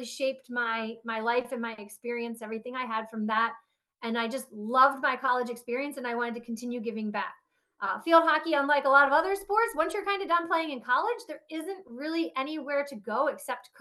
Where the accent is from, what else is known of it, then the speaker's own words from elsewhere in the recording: Harrisburg, Pennsylvania, United States; I grew up in Harrisburg, Pennsylvania, close to Hershey.